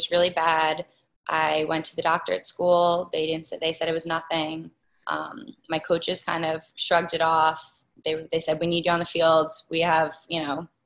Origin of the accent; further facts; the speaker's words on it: Lloyd Harbor, New York, United States; I grew up in Lloyd Harbor